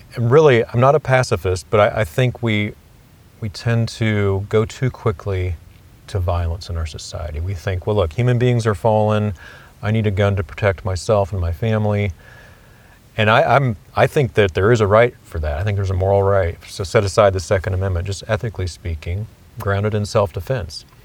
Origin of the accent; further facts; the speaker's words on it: Kansas City, United States; I grew up actually in Kansas City